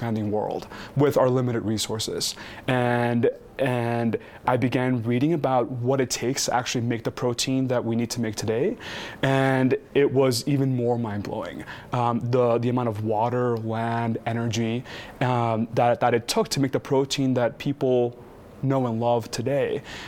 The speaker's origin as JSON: {"language": "English", "region": "Texas", "country": "United States", "tie": "born or raised there", "said": "I'm from Texas. I grew up eating 2x for breakfast every morning"}